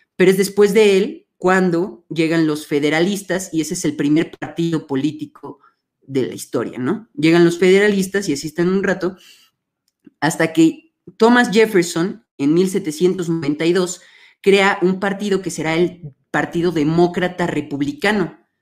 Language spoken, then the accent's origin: Spanish; Mexico; aquí en México